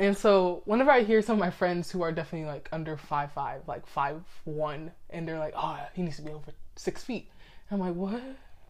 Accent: Houston, Texas, United States; accent: country; if I want to bring out this accent, I can, because I was born and raised here. I have never left Houston, okay, Texas.

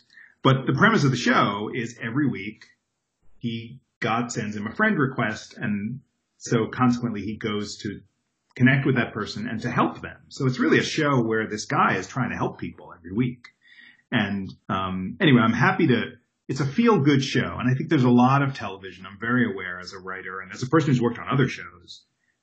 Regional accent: Long Island, New York, United States; moved away as an adult; also born or lived in Brooklyn, New York / Upper Manhattan, New York; now in Los Angeles, United States; I grew up in New York, born in Brooklyn, grew up on Long Island, and lived in Upper Manhattan before I moved to L.A.

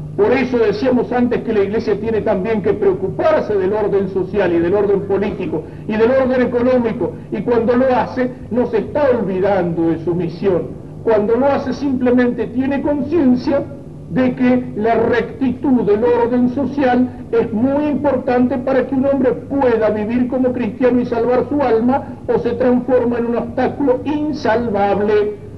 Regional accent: Argentina; Soy argentino antes de ser obrero

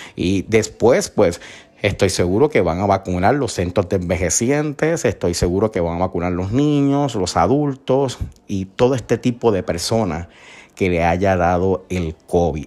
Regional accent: Isabela, Puerto Rico; Yo soy del pueblo de Isabela, un pueblo costero hermoso

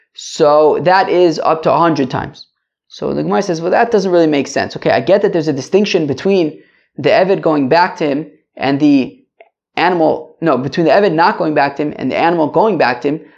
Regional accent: United States; I'm American

